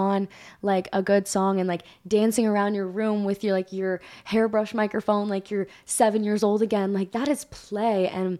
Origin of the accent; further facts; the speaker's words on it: Hawaii, United States; Ava knows this feeling totally, like, because we're both like from Hawaii.